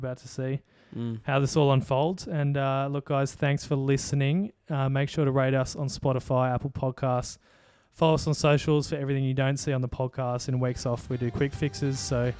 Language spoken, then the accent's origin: English; Australia; As an Aussie